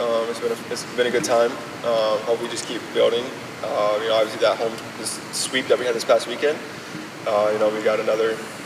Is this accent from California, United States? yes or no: no; Illinois, United States; moved away as an adult; now in Orlando, United States; Actually, it's funny, because being from Illinois, like, I grew up an Illinois basketball fan